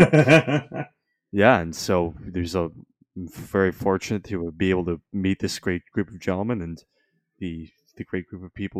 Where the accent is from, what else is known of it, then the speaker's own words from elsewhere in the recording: Markham, Ontario, Canada; I was born in 2003 in Markham. I'm a Markham baby.